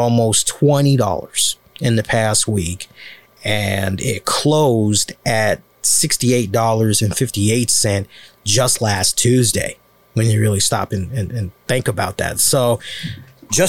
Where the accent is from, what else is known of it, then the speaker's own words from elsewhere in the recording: United States; as an American